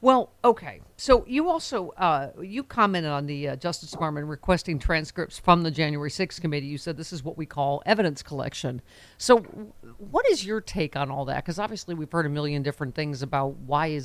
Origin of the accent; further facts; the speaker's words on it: Buffalo, New York, United States; Buffalo is my hometown. You know, Tops is my supermarket